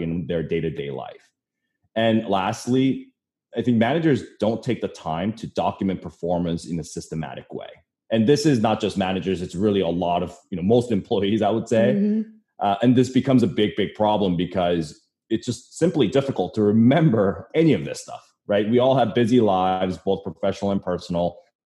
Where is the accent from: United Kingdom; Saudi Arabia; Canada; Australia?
Canada; now in New York City, United States; I'm originally from Canada, so snow kind of reminds me of home sometimes